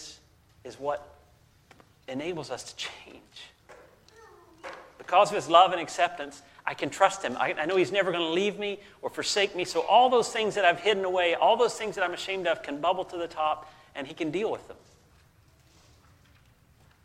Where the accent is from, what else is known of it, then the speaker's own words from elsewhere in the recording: the South, United States; I grew up in the South